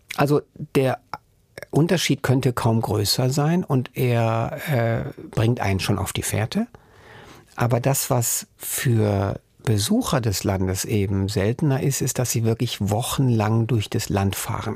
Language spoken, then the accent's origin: German; Germany; wir als Deutsche